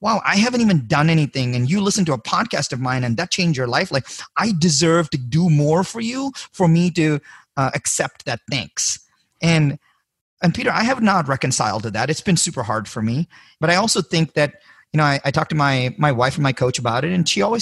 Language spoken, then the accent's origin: English; India; moved away as an adult; I was born in India